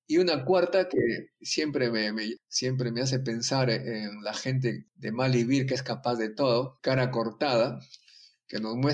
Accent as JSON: {"language": "Spanish", "town": "Chimbote", "region": "Ancash", "country": "Peru", "tie": "born or raised there", "said": "Y la otra, como siempre, he viajado de mi pueblo Chimbote es Trujillo"}